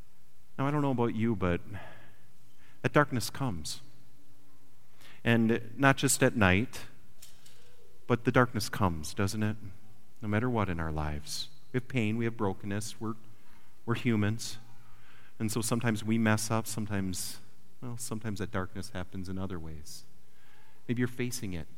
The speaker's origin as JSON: {"language": "English", "region": "Wisconsin", "country": "United States", "moved": "yes", "said": "I come from Wisconsin"}